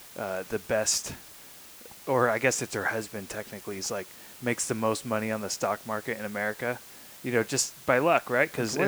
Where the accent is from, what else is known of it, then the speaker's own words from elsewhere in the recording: Yuba City, California, United States; I say Yuba City area.